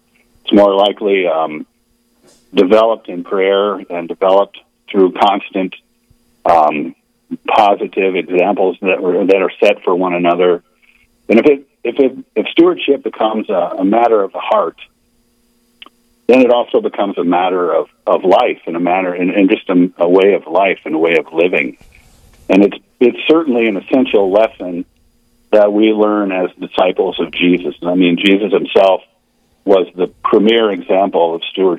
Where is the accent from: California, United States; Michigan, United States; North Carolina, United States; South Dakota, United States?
South Dakota, United States; Gettysburg; I grew up in Gettysburg here in South Dakota in a family of five